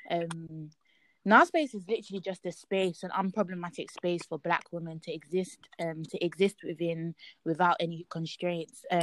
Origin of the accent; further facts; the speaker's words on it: London, United Kingdom; I'm from East London and I'm Nigerian.